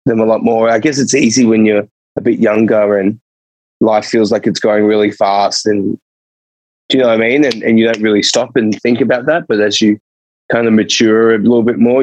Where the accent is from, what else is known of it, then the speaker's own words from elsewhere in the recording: Sydney, New South Wales, Australia; moved away as an adult; also born or lived in Edinburgh; now in Melbourne, Australia; I've always lived in Sydney